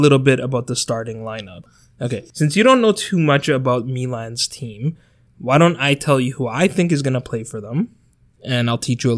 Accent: Canada; my home country of Canada

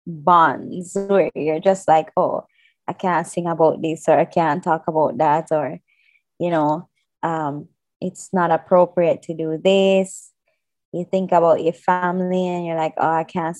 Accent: Jamaica; as a Jamaican.

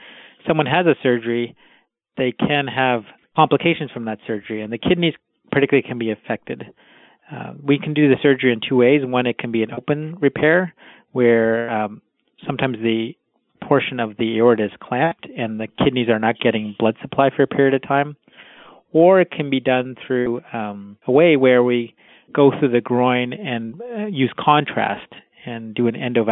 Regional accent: Canada; I was born in Canada, but my parents are of Indian background

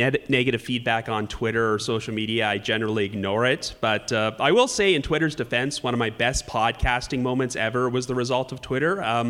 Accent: Canada; I know it's kind of a shame for me to say this as a Canadian

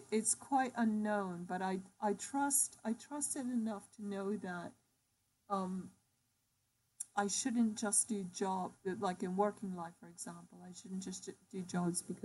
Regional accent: New York, United States; moved away; also born or lived in Liverpool; I grew up in New York, between New York and Liverpool

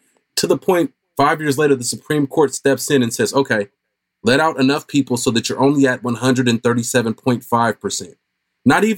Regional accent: Oakland, California, United States; growing up in Oakland

